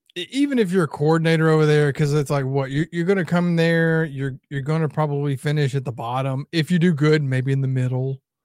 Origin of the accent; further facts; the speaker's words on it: the South, United States; we're from the South